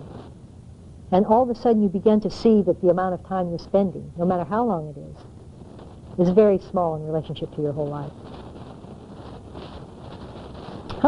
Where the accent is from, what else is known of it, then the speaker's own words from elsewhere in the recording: United States; moved away; also born or lived in Asia; I'm not an American in the same way I was when I left